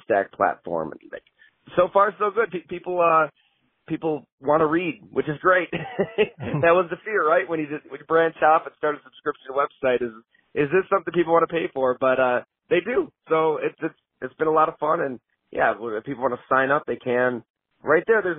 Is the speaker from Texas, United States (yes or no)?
no; Western New York, United States; moved away as an adult; also born or lived in Syracuse, New York / Milwaukee, Wisconsin; I grew up in Western New York, so from about an hour south of Buffalo